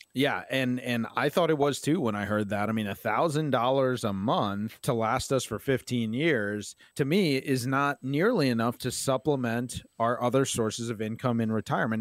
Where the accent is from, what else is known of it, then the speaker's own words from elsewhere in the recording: Maryland, United States; I'm from Maryland. I love this place. It's home to me